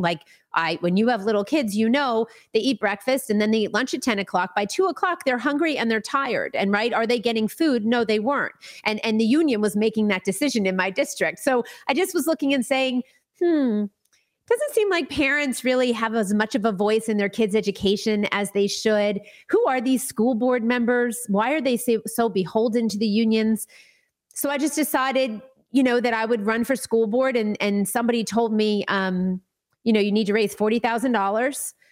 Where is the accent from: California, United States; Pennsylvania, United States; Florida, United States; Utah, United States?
Florida, United States; I grew up in Florida, uh, for the most part. My family's from New York originally, but I grew up in Florida.